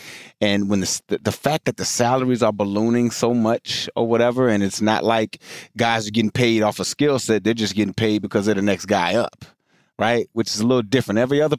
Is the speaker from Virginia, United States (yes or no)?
yes; Richmond, Virginia, United States; because obviously I'm from Richmond, yeah. Virginia.